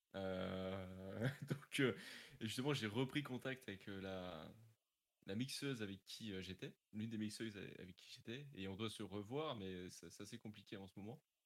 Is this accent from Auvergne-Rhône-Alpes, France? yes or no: no; Normandy, France; j'avais été à France 3 à Dieppe, parce que je suis de Normandie